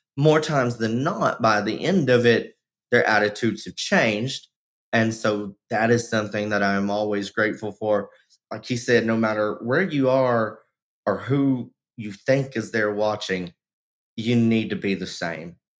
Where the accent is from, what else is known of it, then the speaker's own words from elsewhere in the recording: Texas, United States; my home state of texas